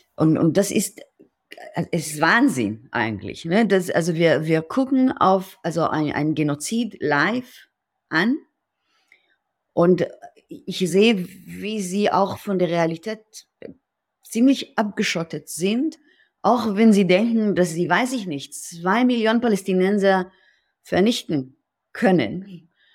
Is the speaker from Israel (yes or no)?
yes; Israel; German is a second language; moved away as an adult; now in Berlin, Germany; ich bin in Israel geboren und mit 37 ähm, nach Berlin gekommen